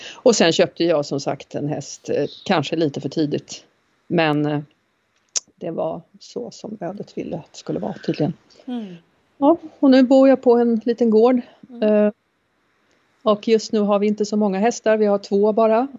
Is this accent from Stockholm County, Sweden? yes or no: yes; Åkersberga, Stockholm County, Sweden; also born or lived in Norrland / Färingsö; Jag är född i Norrland men uppvuxen utanför Stockholm. Eh, inte här på Färingsö utan i en eh, liten förort eller vad man ska kalla det för som heter Åkersberga.